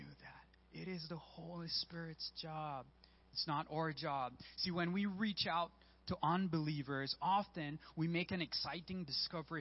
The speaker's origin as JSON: {"language": "English", "country": "Belize", "moved": "yes", "said": "I'm originally from Belize"}